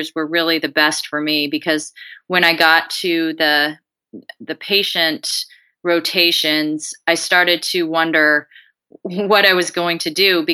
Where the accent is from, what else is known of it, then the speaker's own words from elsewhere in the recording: Colorado, United States; moved away as an adult; also born or lived in San Antonio, Texas / Des Moines, Iowa; I am originally from Colorado.